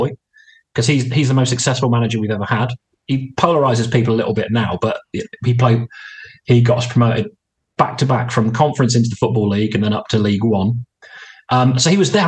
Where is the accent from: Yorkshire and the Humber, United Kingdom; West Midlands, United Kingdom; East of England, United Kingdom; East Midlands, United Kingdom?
West Midlands, United Kingdom; Worcester; growing up in Worcester as a Worcestershire fan